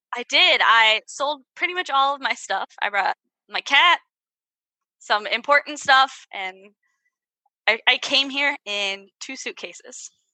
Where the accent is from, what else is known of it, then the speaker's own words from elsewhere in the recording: Virginia, United States; also born or lived in Ohio; Southern girl in Ohio because I'm from Virginia.